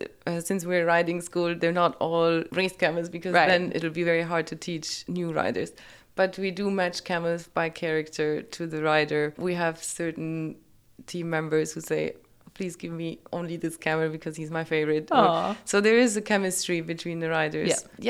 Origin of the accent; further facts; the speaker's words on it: Germany; moved away as an adult; now in United Arab Emirates; So I am from Germany. I grew up there with no camels.